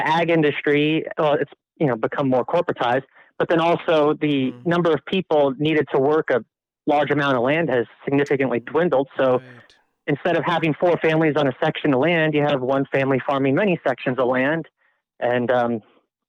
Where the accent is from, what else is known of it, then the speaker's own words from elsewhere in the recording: Brainard, Nebraska, United States; moved away; I'm from town Brainerd, 300 people. That's where I've spent most of my life